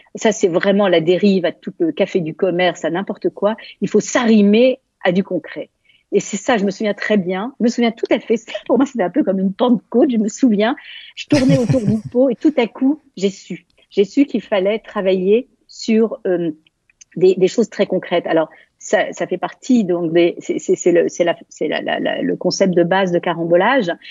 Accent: Valenciennes, Hauts-de-France, France; moved away as an adult; also born or lived in Germany / Hamburg; Je venais de Valenciennes.

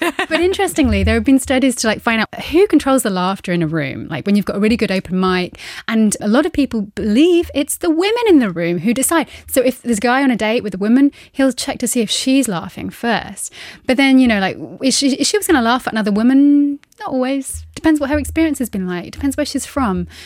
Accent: United Kingdom; now in Luxembourg; I'm being a British woman, I, I am now half Luxembourgish.

